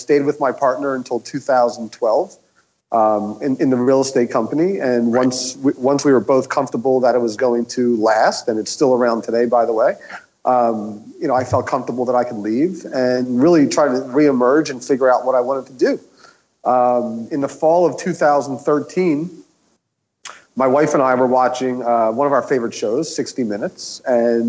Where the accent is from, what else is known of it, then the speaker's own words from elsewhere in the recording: Philadelphia, Pennsylvania, United States; moved away as an adult; now in Los Angeles, United States; I'm originally from Philadelphia. I moved to Los Angeles about 5 years ago.